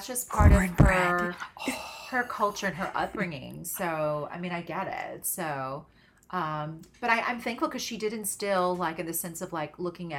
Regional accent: the South, United States; I grew up in the South.

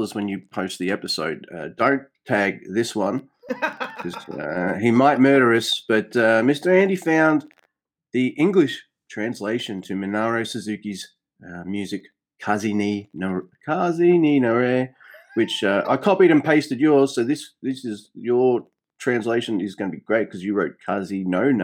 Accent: Australia; I'm an Aussie.

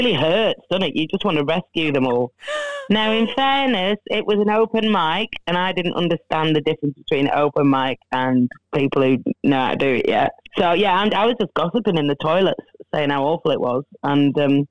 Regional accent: Rochdale, North West England, United Kingdom; moved away as an adult; now in Australia; I'm originally from Rochdale

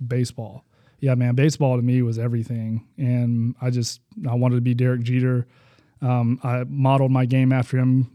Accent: Huntsville, Alabama, United States; born in Huntsville, Alabama

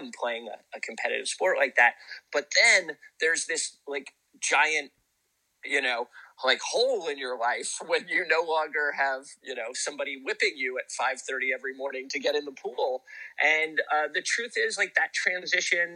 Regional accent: Santa Cruz, California, United States; also born or lived in Capitola, California; I grew up in Santa Cruz, which is a town of kind of like great watermen.

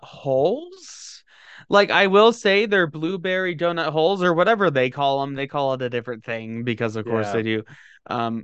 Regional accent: the South, United States; I'm from the South.

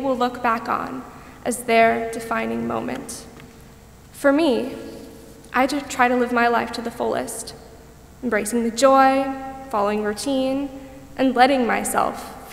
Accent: Parkland, Florida, United States; my hometown of Parkland, Florida

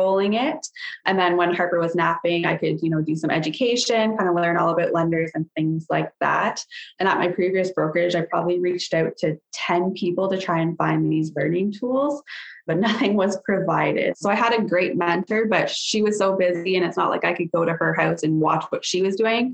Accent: Sarnia, Ontario, Canada; So I was born and raised in Sarnia, Ontario. Still live here

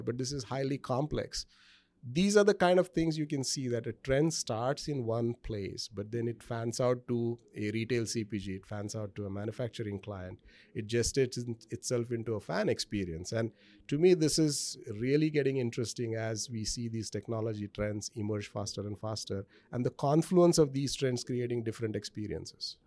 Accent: India; moved away as an adult; now in United States; I grew up in India

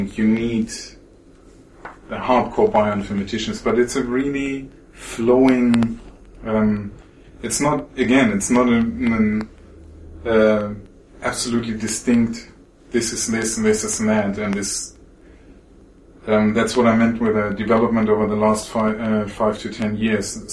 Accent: West Germany, Germany; moved away as an adult; also born or lived in Greifswald, Germany; I came from the West and then went into the East to study there.

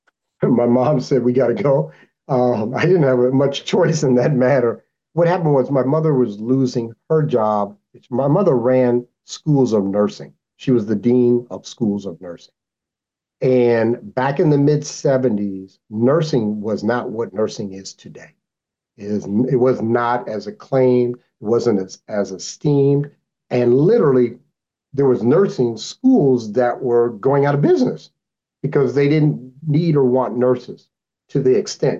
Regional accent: Anchorage, Alaska, United States; also born or lived in New York; I came up here when I was 12 years old up to Alaska.

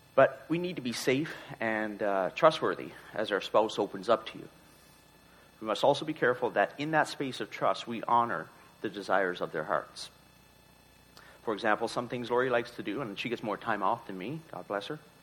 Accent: Newfoundland and Labrador, Canada; moved away; we're both from Newfoundland. We still try and get back every couple of years

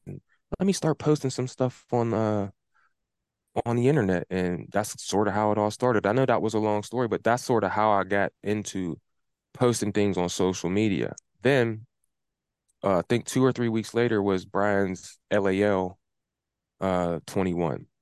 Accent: Pittsburgh, Pennsylvania, United States; the neighborhood that I grew up in, that I live in right now

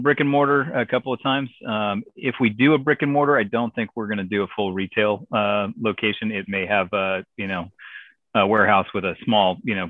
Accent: California, United States; Well, I'm from California, but no, I'm not going to vote like that.

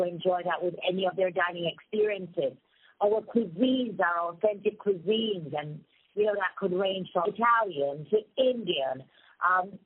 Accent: Montego Bay, Saint James, Jamaica; moved away as an adult; originally from Montego Bay, Jamaica, which is really what we refer to as the original tourism mecca

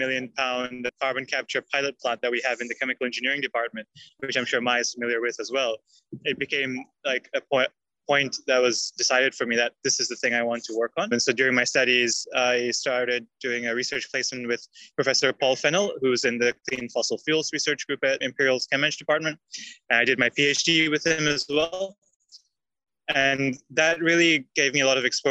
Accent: Singapore; moved away as an adult; also born or lived in India; now in United Kingdom; I grew up in Singapore, which is an island country near the equator

